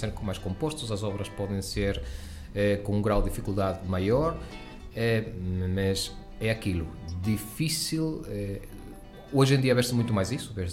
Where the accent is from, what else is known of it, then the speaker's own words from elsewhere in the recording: Venezuela; now in Portugal; embora eu sou venezuelano, os meus pais são portugueses